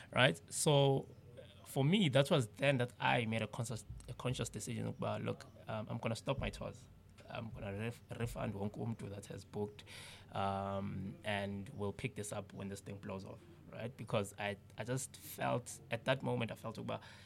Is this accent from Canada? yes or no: no; South Africa; we grew up in the townships